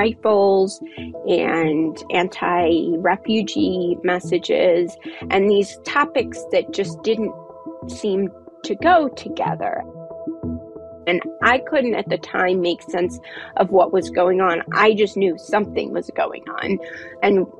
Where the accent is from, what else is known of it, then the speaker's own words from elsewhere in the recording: United States; being an American